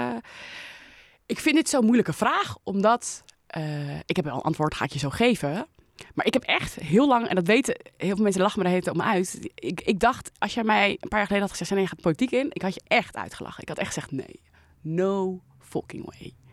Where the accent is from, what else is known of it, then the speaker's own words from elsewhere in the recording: Leiden, South Holland, Netherlands; in Leiden woon ik, mijn leven al